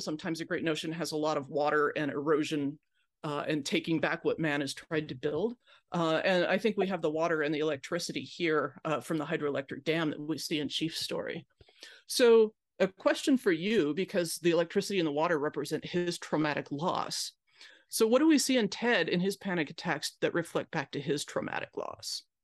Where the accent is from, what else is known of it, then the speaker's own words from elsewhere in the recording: Pacific Northwest, United States; I grew up in the Pacific Northwest